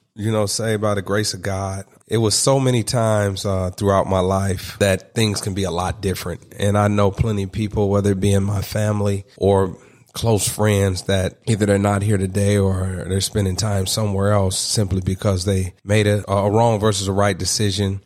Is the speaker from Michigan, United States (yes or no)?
yes; Detroit, Michigan, United States; As a young man growing up in Detroit